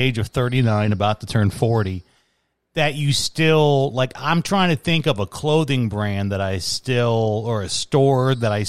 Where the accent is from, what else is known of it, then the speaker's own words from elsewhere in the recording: Chicago, Illinois, United States; I grew up in Chicago.